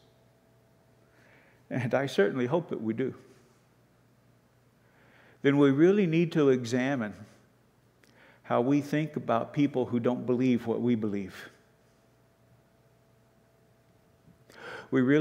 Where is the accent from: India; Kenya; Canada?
Canada; Canadians, but as Canadian Christians